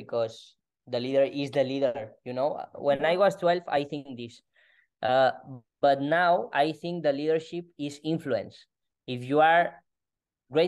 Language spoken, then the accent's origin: English; Spain; English is a second language; I am from Spain and my English is doesn't perfect, but I am trying.